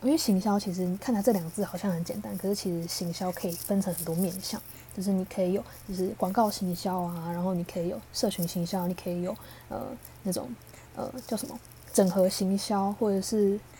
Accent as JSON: {"language": "Chinese", "country": "Taiwan", "said": "我跟我是星二代嘛，那我是爸爸来自台湾，妈妈来自越南"}